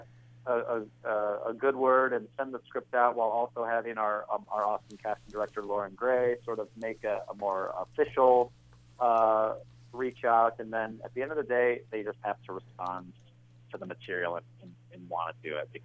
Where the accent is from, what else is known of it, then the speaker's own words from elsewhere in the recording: Welsh, Wales, United Kingdom; I'm Welsh, so I was raised on tea.